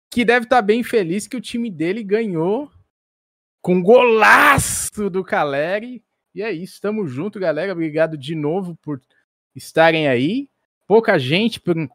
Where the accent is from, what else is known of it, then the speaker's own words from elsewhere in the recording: Pomerode, Santa Catarina, Brazil; Eu sou de Pomerode, Lucas.